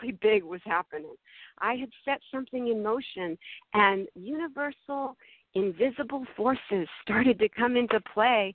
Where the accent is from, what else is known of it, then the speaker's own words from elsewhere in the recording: Massachusetts, United States; now in California, United States; I grew up in Massachusetts. I live in California now.